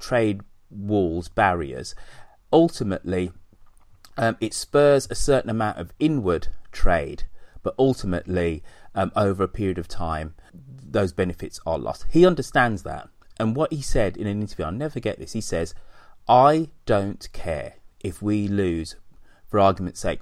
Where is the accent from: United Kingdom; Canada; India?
United Kingdom; I'm still proud to call myself British.